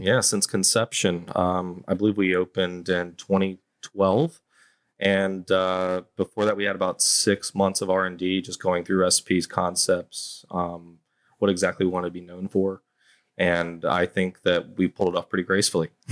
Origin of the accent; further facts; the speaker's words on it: High Point, North Carolina, United States; now in Savannah, United States; I'm from High Point, North Carolina